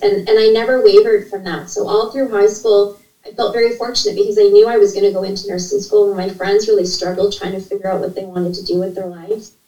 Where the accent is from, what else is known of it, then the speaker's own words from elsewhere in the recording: Ontario, Canada; I was born in a small uh, town in uh, Ontario. I'm from Canada and to a single mom, and I'm an only child. And my mom was, we didn't have a lot of money. In fact, we grew up in a low income part of the city